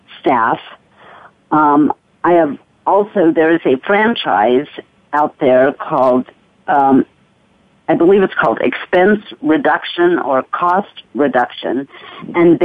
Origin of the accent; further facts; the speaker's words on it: Arizona, United States; Arizona, which is my home state